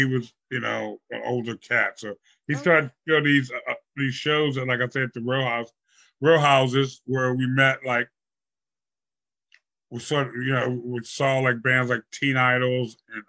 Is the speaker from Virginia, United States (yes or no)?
yes; Virginia, United States; we had sort of befriended a couple people who were, you know, more hip into the city, because we came from Virginia, just us four.